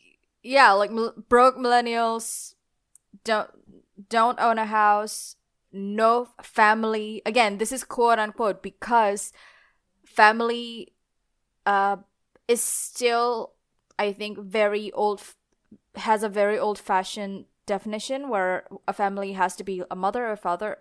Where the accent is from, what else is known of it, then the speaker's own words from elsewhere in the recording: Indonesia; now in Australia; Because I'm originally from Indonesia, and these problems exist in Indonesia. And then I moved to Australia